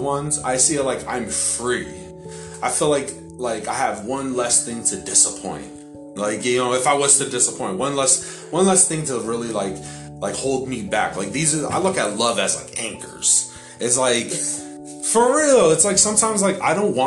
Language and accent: English; Hartford, Connecticut, United States; because I live in Hartford